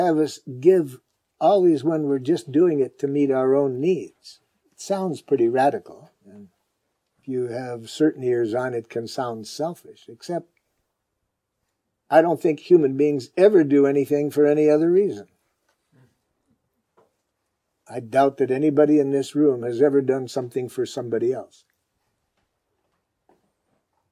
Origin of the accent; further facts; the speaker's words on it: Detroit, Michigan, United States; Growing up in Detroit